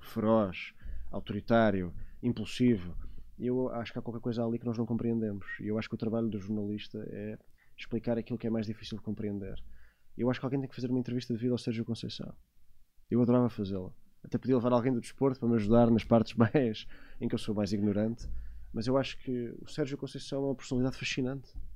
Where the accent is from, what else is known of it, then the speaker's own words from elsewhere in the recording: Portugal; como português